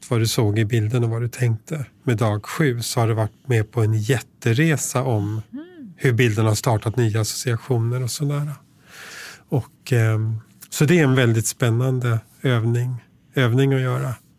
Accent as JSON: {"language": "Swedish", "town": "Tyresö", "region": "Stockholm County", "country": "Sweden", "tie": "born or raised there", "moved": "yes", "said": "jag växte upp i Tyresö utanför Stockholm"}